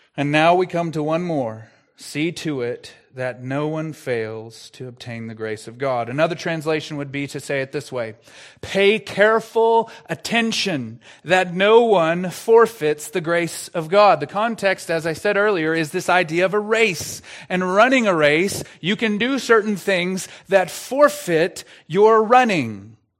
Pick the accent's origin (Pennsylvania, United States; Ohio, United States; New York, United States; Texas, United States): Texas, United States; I'm from Texas